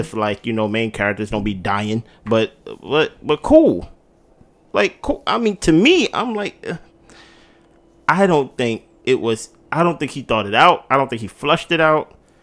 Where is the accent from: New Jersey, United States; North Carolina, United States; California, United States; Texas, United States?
New Jersey, United States; Jersey City; I'm from the East Coast. I'm from Jersey